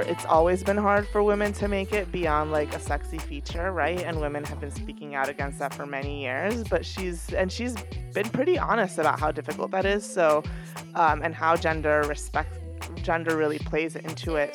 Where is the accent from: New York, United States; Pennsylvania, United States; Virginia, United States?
New York, United States; I'm a New Yorker